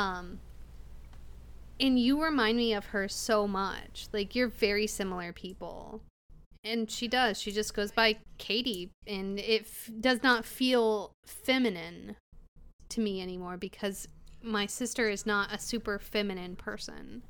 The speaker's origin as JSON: {"language": "English", "region": "Illinois", "country": "United States", "said": "I'm from Illinois"}